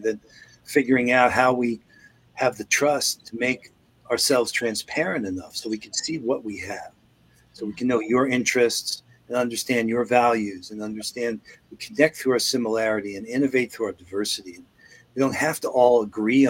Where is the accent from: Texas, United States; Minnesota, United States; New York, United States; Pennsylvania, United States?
New York, United States; moved away; also born or lived in Seattle; I grew up in New York